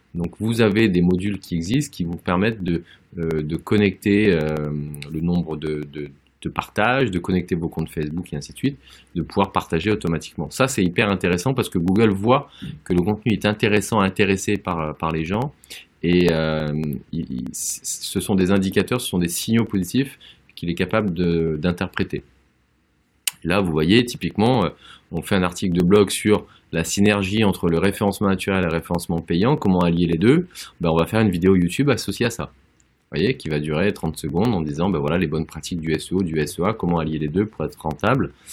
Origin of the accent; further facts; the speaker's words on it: Auvergne-Rhône-Alpes, France; en tant qu'Auvergnat